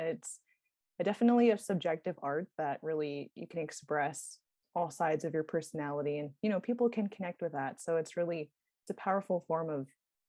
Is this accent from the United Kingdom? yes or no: no; Stevens Village, Rampart, and the Navajo Nation, Alaska, United States; also born or lived in Flagstaff, Arizona; I'm originally from Stevens Village, Rampart, and the Navajo Nation, and I reside in Fairbanks, Alaska.